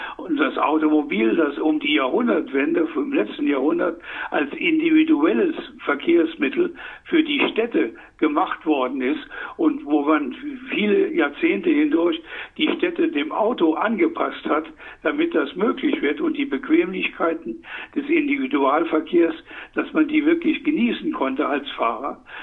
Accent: Saarland, Germany; Ich komme aus dem Saarland

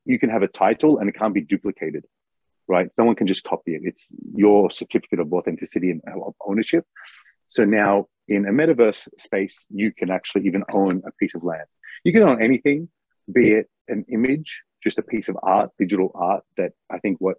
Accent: Melbourne, Victoria, Australia; now in Japan; I'm from Melbourne

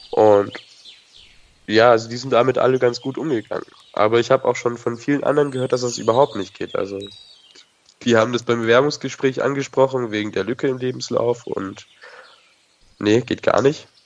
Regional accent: Nuremberg, Bavaria, Germany; auf jeden Fall gehe ich nicht mehr zurück in die Stadt, wo ich herkomme. Ich komme aus Nürnberg.

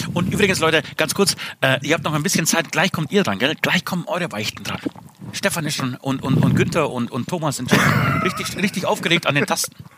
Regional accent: Speichersdorf, Bavaria, Germany; für alle Speichersdorfer, da wo ich herkomme

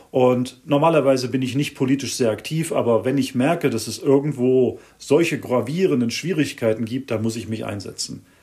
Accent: Germany; now in Switzerland; habe hm, schon über 20 Jahre jetzt in der Schweiz gelebt, stamme ursprünglich aus Deutschland, bin Schweizer Staatsbürger.

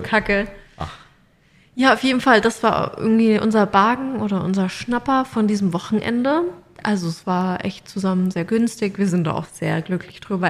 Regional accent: Mannheim, Baden-Württemberg, Germany; moved away as an adult; now in Australia; bei uns in Mannheim

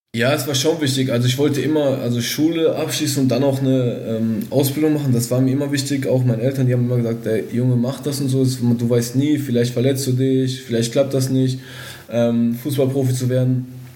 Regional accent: Castrop-Rauxel, North Rhine-Westphalia, Germany; ich bin auf jeden Fall ein Kind des Ruhrgebiets, das kann man so sagen. Also Kastrop ist, glaube ich, mittendrin

